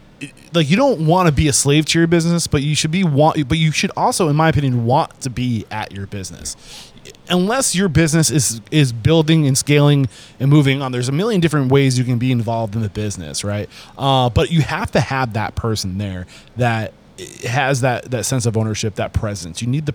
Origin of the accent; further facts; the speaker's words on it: New Hampshire, United States; I'm from New Hampshire. We don't have that Fresh Direct.